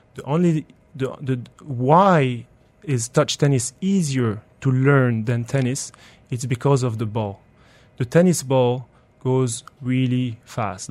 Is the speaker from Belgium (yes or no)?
yes; Belgium; now in United Arab Emirates; I grew up in Belgium